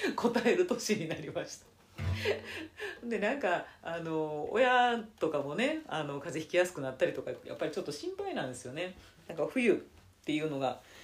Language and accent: Japanese; Nara, Japan; moved away as an adult; now in Tokyo, Japan; 高校卒業して奈良から出てきてえー、ね、その次の春からあの東京にいた